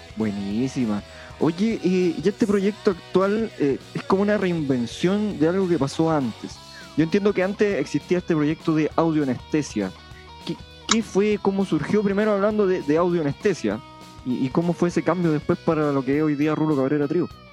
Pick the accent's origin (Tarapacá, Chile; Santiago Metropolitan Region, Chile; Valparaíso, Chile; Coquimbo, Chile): Coquimbo, Chile; Punitaqui; en Punitaki, en mi pueblo